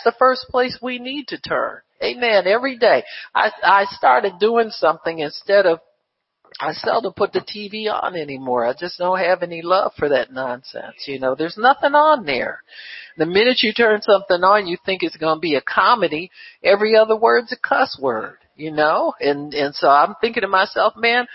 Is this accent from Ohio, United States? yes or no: yes; Cleveland, Ohio, United States; when I was a kid, growing up in Cleveland